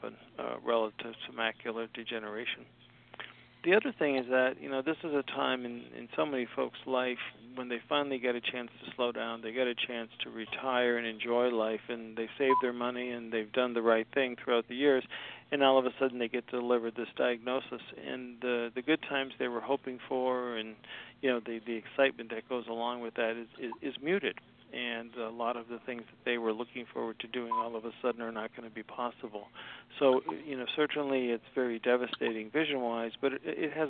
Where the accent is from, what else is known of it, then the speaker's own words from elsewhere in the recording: Scranton, Pennsylvania, United States; moved away as an adult; also born or lived in Philadelphia, Pennsylvania / Tampa, Florida / Washington, D.C.; now in Bonita Springs, United States; I was from Scranton, Pennsylvania, so it was a somewhat natural choice that I'd go back there